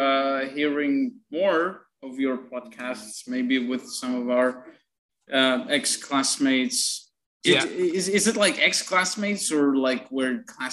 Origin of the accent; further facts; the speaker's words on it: Dnipro, Dnipropetrovsk Oblast, Ukraine; moved away as an adult; now in Kyiv, Ukraine; I'm based in Kiev, but Dnipro is my hometown